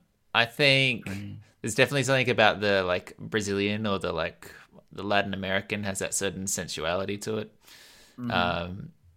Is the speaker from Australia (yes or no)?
yes; Australia; accent: Australian; Why? Do you think my Australian accent is still very Australian?